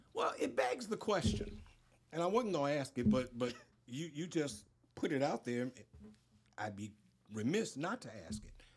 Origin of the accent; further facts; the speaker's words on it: Baton Rouge, Louisiana, United States; I grew up in Scotland